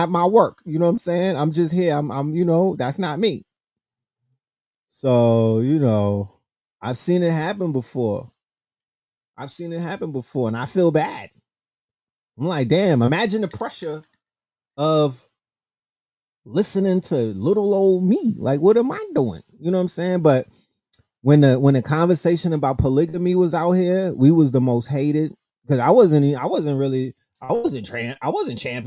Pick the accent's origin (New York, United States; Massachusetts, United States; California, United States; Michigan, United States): New York, United States; New York City; I'm from New York City